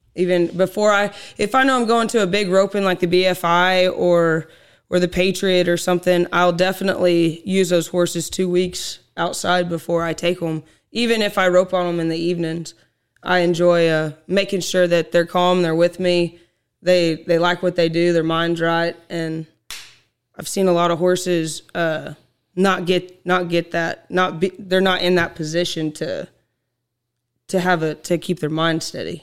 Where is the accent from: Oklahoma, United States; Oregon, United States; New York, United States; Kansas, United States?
Oklahoma, United States; Lenapah; I was born and raised in Lenapaw, Oklahoma